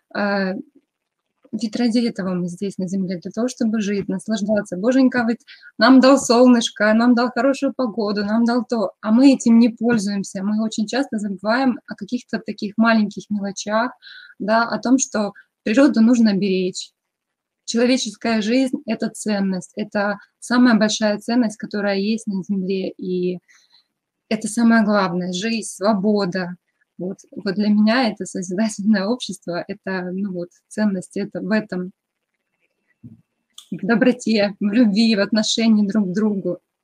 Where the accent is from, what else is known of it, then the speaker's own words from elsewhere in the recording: Kremenchuk, Poltava Oblast, Ukraine; moved away as an adult; now in Akureyri, Iceland; я из Украины, из такого маленького городка, как Кременчуг. И сейчас на данном этапе я проживаю в Исландии, тоже в маленьком городке Акурери